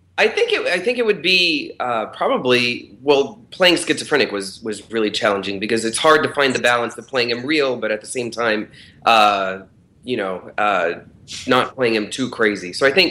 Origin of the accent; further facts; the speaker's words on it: Houston, Texas, United States; now in Los Angeles, United States; I'm from Houston, outside of Houston.